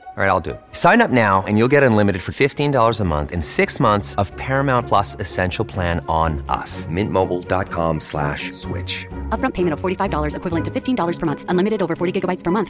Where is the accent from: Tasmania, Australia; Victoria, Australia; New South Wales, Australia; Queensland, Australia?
Victoria, Australia; Melbourne; moved away as an adult; now in Perth, Australia; I grew up in Melbourne